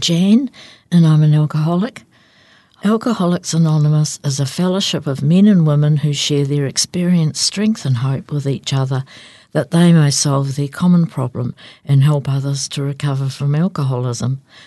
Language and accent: English; Christchurch, Canterbury, New Zealand; I grew up in Christchurch